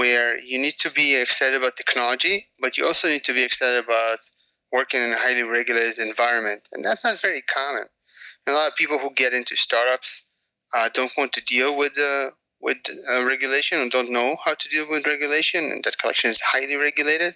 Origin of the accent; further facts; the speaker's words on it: a suburb of Tel Aviv, Tel Aviv District, Israel; moved away; I grew up in Israel